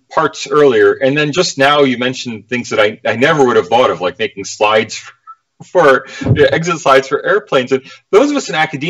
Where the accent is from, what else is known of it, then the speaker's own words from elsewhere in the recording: United States; now in Australia; I'm an American in Australia